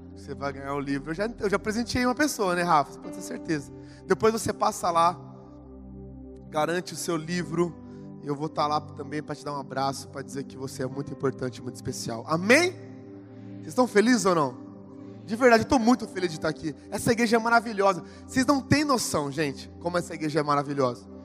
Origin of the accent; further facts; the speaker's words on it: Ribeirão Preto, São Paulo, Brazil; Sou lá de Ribeirão Preto, São Paulo